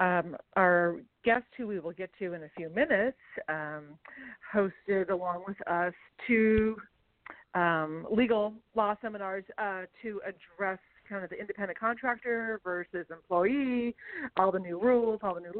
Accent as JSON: {"language": "English", "region": "Northern California", "country": "United States", "tie": "born or raised there", "said": "I grew up in Northern California"}